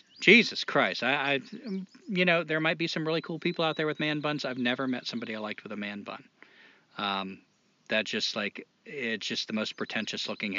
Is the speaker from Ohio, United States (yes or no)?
yes; Toledo, Ohio, United States; But I've heard guys do it, too. Like, I'm from Toledo.